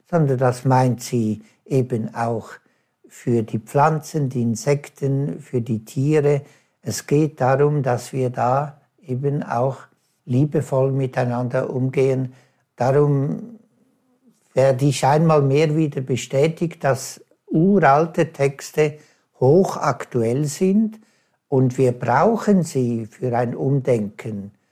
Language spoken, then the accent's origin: German; Switzerland; oder ich als Schweizer in den Bergen, kann ich das halt da wunderbare erfahren.